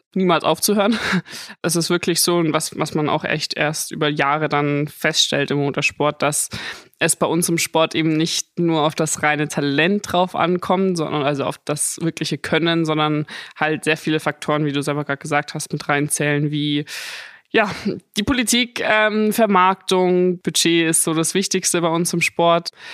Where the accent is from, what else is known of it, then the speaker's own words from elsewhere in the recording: Munich, Bavaria, Germany; bin ja ein Münchner Madel.